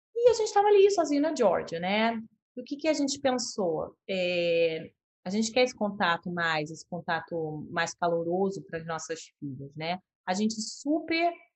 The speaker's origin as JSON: {"language": "Portuguese", "region": "Rio de Janeiro", "country": "Brazil", "tie": "born or raised there", "also_born_or_lived": "United States / São José dos Campos / Canada", "moved": "as an adult", "said": "eu nasci e cresci no Rio de Janeiro"}